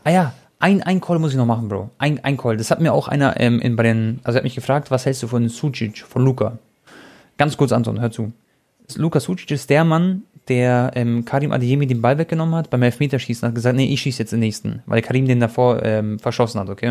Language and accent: German; Croatia; ich bin Kroate